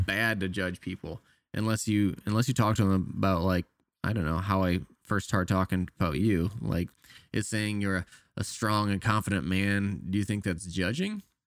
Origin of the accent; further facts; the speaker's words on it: Canada; moved away; I'm Canadian